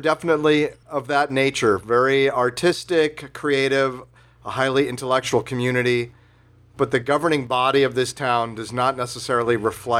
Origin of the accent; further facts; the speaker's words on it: San Fernando Valley, California, United States; Total Valley dude.